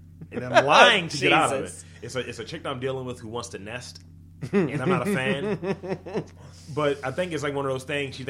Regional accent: United States; we're American

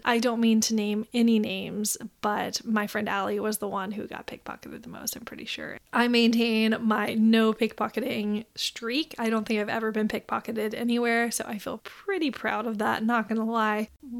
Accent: Memphis, Tennessee, United States; I grew up in Memphis, Tennessee, where you don't really take the bus and you don't really walk anywhere

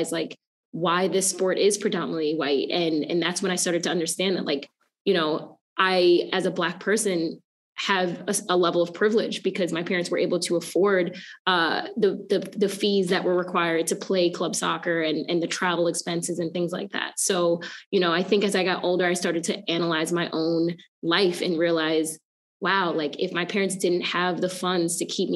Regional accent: Rockville Centre, New York, United States; as a young girl, I grew up in a small town called Raffles Center, New York. It's on Long Island

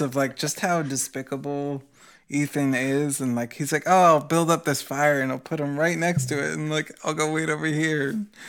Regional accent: United States; as an American

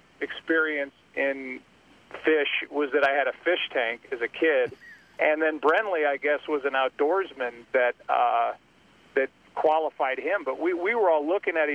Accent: St. Louis, Missouri, United States; my hometown of St. Louis

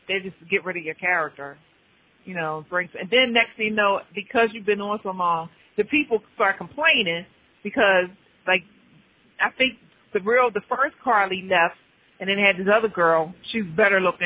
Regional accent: Philadelphia, Pennsylvania, United States; I'm from Philly, born and raised

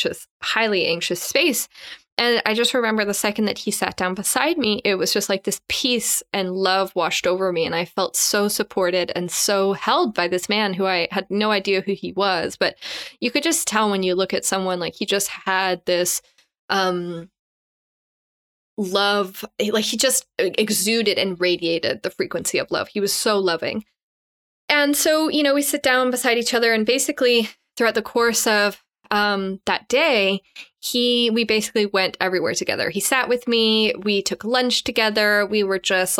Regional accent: Canada; I'm Canadian

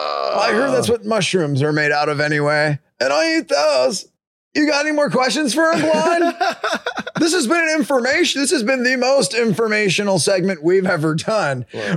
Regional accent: Escondido, California, United States; We're actually from Escondido, where I, in fact, did have my first burrito

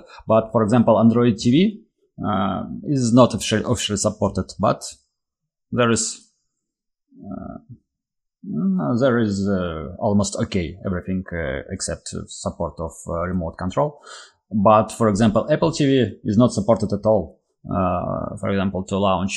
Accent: Russia; I'm from Russia

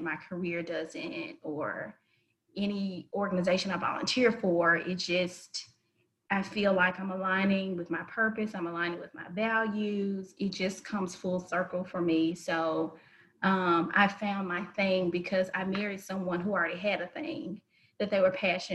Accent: Memphis, Tennessee, United States; born and raised in Memphis, Tennessee

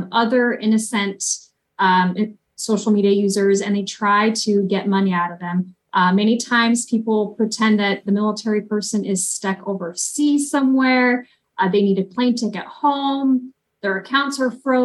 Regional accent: Oregon, United States; born or raised there; also born or lived in Ukraine

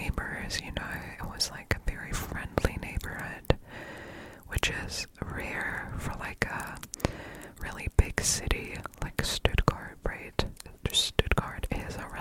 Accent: Stuttgart, Baden-Württemberg, Germany; first language German; English is a second language; I am German, born and raised in Stuttgart

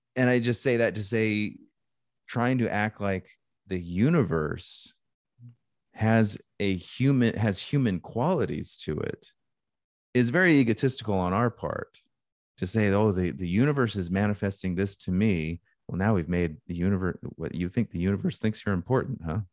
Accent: Alaska, United States; I grew up in Alaska

